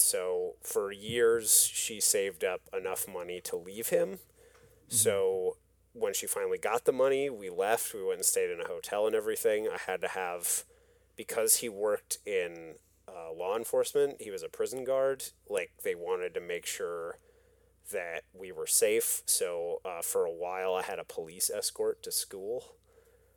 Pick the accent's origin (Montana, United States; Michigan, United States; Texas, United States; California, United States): Michigan, United States; West; I grew up in West Michigan.